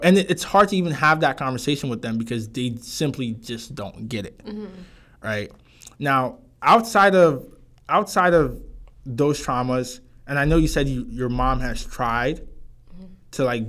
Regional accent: Ghana; It's just like, oh, that's just how we grew up in Ghana, yeah.

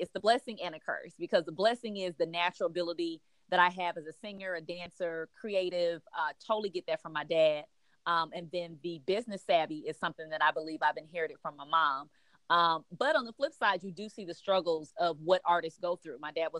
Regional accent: Los Angeles, California, United States; now in Atlanta, United States; Yeah, so I am definitely a Cali girl with sweet tea in my veins. So I am originally from Los Angeles. My family moved here really like right before the Olympics. They moved to Atlanta.

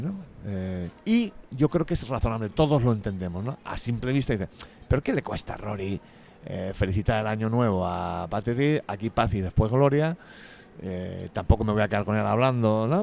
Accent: Madrid, Community of Madrid, Spain; Soy de Madrid, de los madriles. De en medio, además

